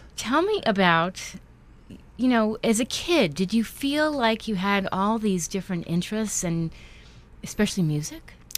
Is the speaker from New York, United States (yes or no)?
yes; New York, United States; I grew up in New York